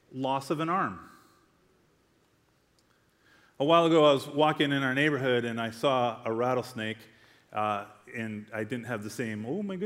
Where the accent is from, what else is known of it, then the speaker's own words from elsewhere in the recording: United States; I'm from Glen Ellen, right? Like, we don't have rattlesnakes up there.